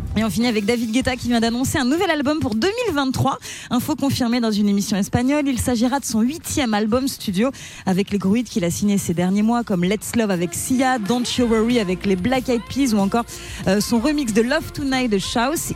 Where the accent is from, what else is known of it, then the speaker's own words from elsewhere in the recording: Valdoie, Bourgogne-Franche-Comté, France; De Valdois, à côté de Belfort.